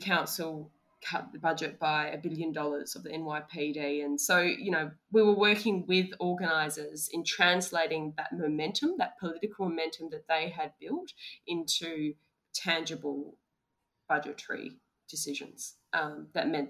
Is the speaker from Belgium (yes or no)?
no; Australia; we as Australian lawyers